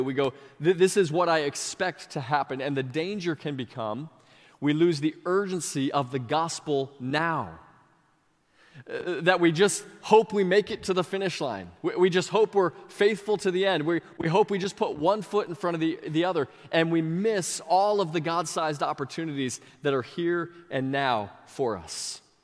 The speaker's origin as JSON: {"language": "English", "town": "Sebring", "region": "Florida", "country": "United States", "tie": "born or raised there", "said": "this really small church in my hometown of Sebring"}